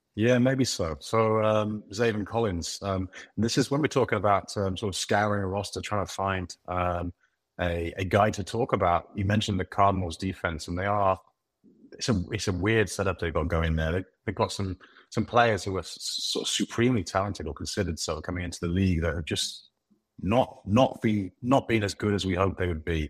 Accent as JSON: {"language": "English", "country": "United Kingdom", "said": "I'm British"}